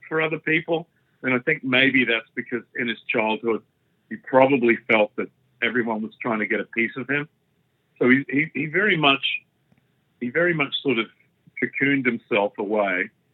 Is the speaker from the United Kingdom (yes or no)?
no; Australia; I'm Australian